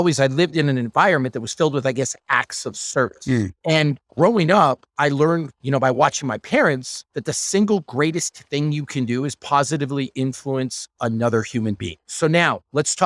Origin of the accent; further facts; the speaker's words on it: Northern Ontario, Canada; I'm from Northern Ontario. I'm from a super small town that nobody's ever heard of.